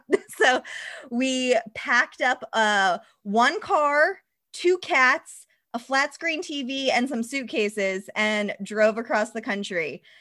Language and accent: English; Mattapoisett, Massachusetts, United States; I grew up in Massachusetts, a very small town in Massachusetts called Mattapoisett near Cape Cod